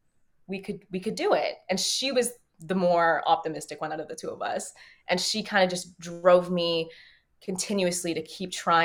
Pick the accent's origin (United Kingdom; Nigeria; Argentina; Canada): Canada; as a Canadian being in L.A.